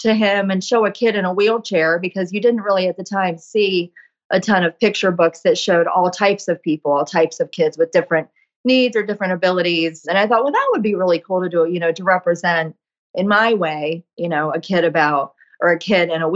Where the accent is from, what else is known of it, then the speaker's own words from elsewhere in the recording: East Coast, United States; also born or lived in Chicago area, Illinois; now in Chicago, United States; I'm from the East Coast originally